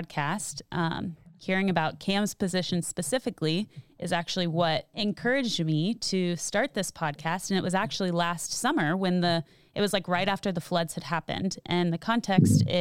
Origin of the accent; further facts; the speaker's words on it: Austin, Texas, United States; I grew up in Austin